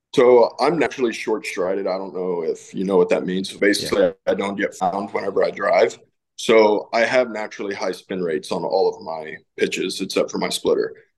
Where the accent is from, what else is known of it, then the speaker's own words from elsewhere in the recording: Castroville, Texas, United States; my hometown in Castroville